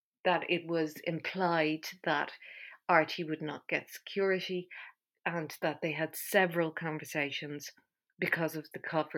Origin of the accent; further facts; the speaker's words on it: Ireland; I'm Irish.